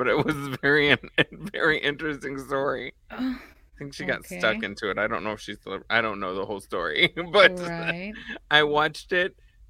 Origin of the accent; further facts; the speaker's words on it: Dallas, Texas, United States; In Dallas.